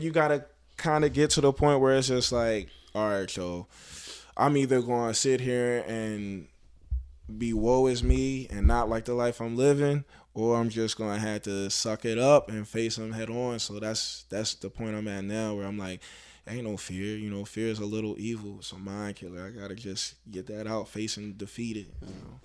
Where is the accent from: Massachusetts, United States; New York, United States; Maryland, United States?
Maryland, United States; Baltimore; I'm from Baltimore